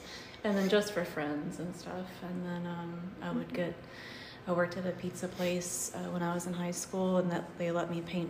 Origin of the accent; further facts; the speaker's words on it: Georgetown, Indiana, United States; also born or lived in Louisville, Kentucky; Originally from Georgetown. I was born in Louisville, but then right after I was born, we moved to Georgetown, Indiana.